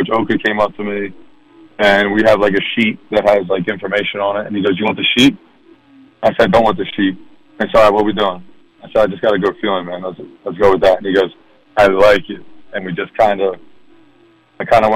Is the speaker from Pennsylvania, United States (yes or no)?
yes; Philadelphia, Pennsylvania, United States; I'm from Philadelphia too